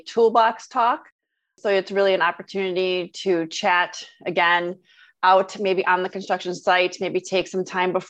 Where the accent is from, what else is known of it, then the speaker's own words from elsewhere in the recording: Michigan, United States; I grew up in Michigan